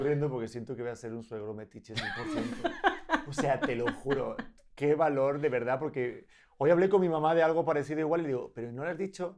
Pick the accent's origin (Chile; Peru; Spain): Spain; yo me he criado en España con mis padres y mi cultura española y mi forma de hablar.